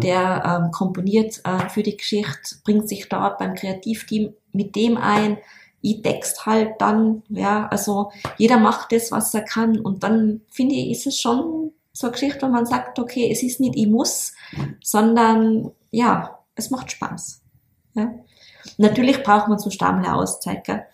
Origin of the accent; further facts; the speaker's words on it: Tyrol, Austria; bei uns in Tirol